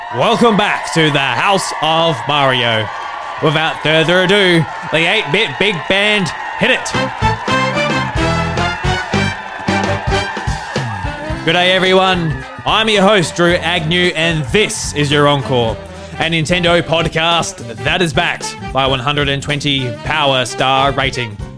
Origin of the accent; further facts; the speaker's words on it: South Australia, Australia; I'm a farmer from South Australia. I grew up on a farm